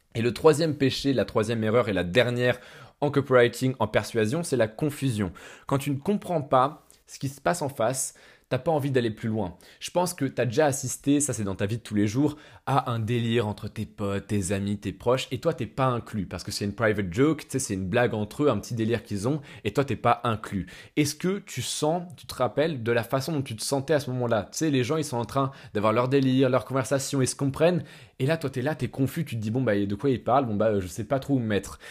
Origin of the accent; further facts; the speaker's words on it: France; en tant que Français